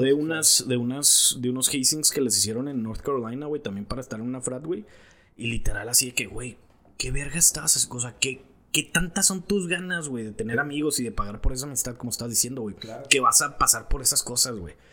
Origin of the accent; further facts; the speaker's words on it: Mexico; now in United States; soy de México y la chingada